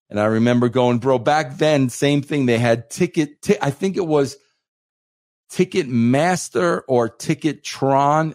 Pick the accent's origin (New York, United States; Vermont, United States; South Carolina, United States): New York, United States; Centereach; also born or lived in Farmingville, Long Island; I grew up in Center Reach, Long Island